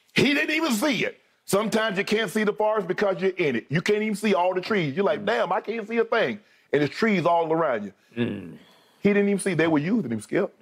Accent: Glennville, Georgia, United States; I'm from Georgia.

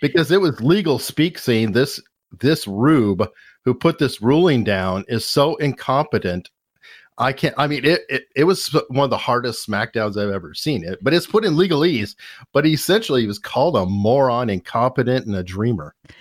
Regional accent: Arizona, United States; now in Virginia, United States; I'm also from Arizona

